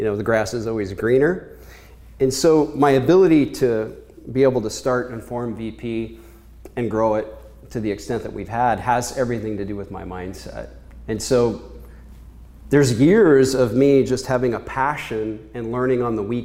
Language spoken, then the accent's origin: English; Kansas, United States; moved away as an adult; also born or lived in Chicago; I was born in Kansas a long time ago, and I was one of many kids